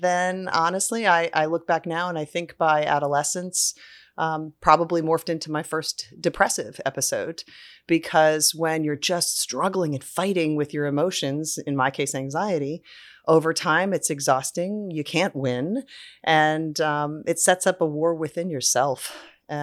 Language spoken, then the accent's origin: English; Delaware, United States; I grew up on the Delaware coast and had a boat with my family on the Chesapeake Bay and just grew up with a love of nature and the water.